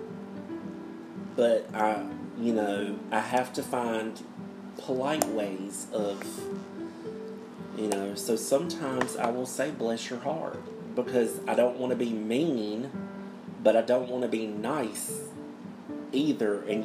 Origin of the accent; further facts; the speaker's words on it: the South, United States; accent: Southern; us in the South